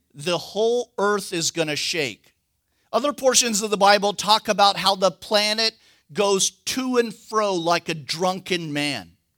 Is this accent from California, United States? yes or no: yes; California, United States; moved away; I'm from California